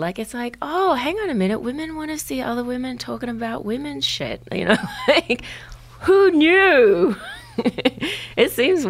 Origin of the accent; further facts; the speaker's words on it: Brisbane, Queensland, Australia; born there; So I was born in Brisbane